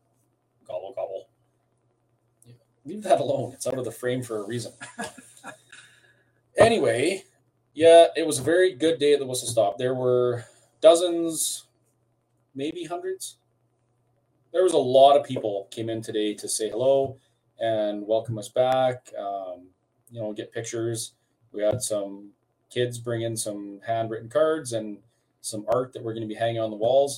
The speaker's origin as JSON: {"language": "English", "country": "Canada", "said": "as a Canadian"}